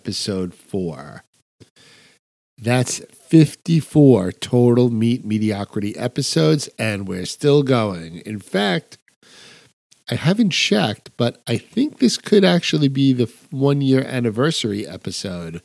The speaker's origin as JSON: {"language": "English", "region": "New York", "country": "United States", "said": "I'm a New Yorker"}